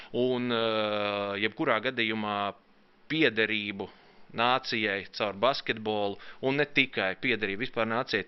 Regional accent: Latvia; mēs esam latvieši

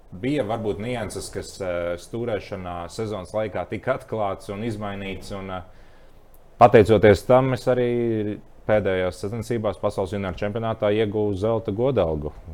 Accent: Bauska, Latvia; moved away; also born or lived in Murjāņi; esmu no Bauskas nācis

